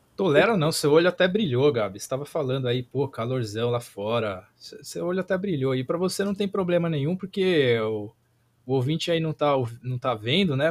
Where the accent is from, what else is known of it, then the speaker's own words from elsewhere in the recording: Brazil; A gente é brasileiro